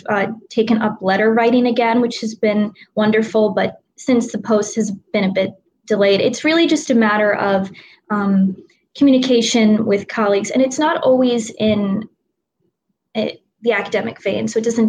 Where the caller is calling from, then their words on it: Ardmore, Pennsylvania, United States; I am calling in from Ardmore, Pennsylvania, so on the main line, as it's called, and I'm about 10 minutes from Villanova's campus and about in the opposite direction, 20 minutes from Philadelphia.